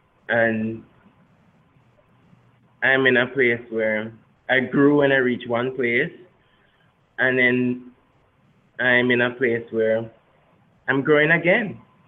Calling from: Kingston, Jamaica; I'm calling from Kingston, Jamaica.

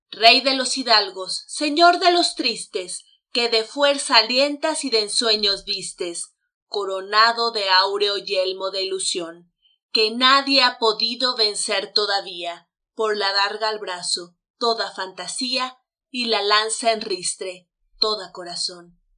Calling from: Mexico City, Mexico; Hola, ¿qué tal? … los saludo desde la Ciudad de México.

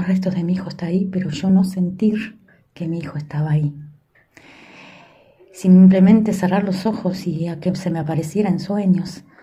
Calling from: Montevideo, Uruguay; desde el país de Uruguay, eh, la ciudad de Montevideo, les saluda.

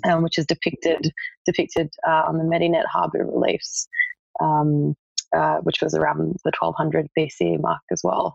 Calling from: Melbourne, Victoria, Australia; I'm calling in from Melbourne, Australia.

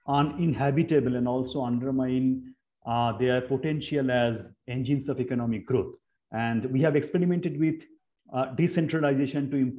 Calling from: Shantiniketan, West Bengal, India; English is a second language; because I am joining today from Shantiniketan.

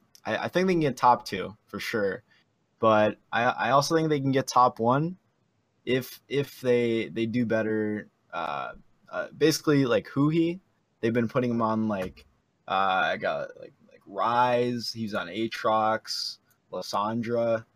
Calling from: Detroit Lakes, Minnesota, United States; Just a fan. Detroit Lakes, Minnesota.

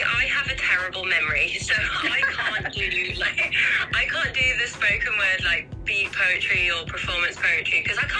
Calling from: Staffordshire, West Midlands, United Kingdom; So I'm calling from Staffordshire, which is in England, UK.

